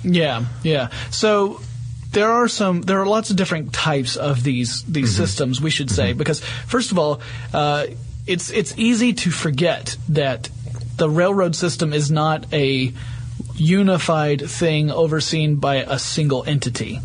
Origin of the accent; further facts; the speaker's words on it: northern Georgia, United States; accent: deep southern; northern Georgia, which is where I grew up